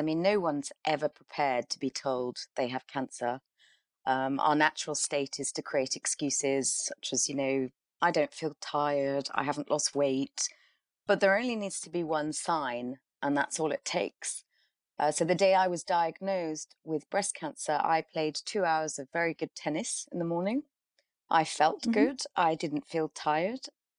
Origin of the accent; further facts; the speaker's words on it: England, United Kingdom; also born or lived in Karachi, Pakistan / Middle East; I was born in Karachi and spent my childhood between England and the Middle East.